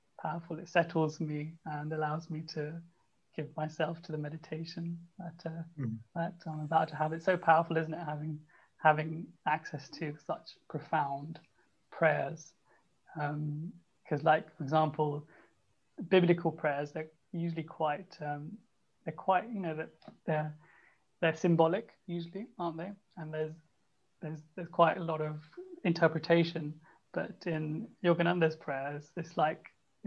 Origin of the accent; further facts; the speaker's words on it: India; I'm from India